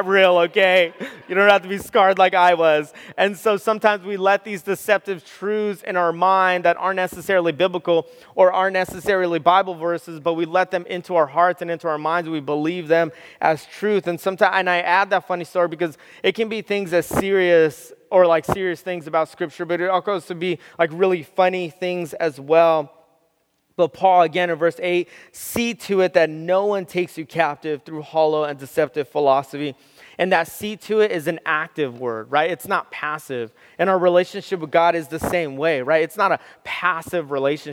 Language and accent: English; Southern California, United States; I grew up in Southern California.